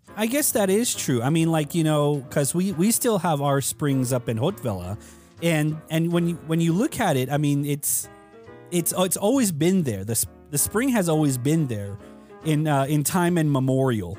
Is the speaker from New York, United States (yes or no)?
no; Tuba City, Arizona, United States; I was born at Tuba City